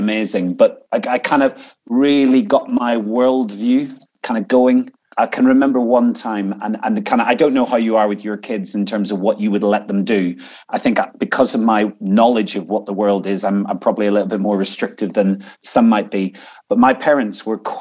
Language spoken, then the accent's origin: English; Inch, Northern Ireland, United Kingdom; moved away as an adult; now in United States; I come from Northern Ireland. And the place I grew up is a little place called Inch, and it's in South Down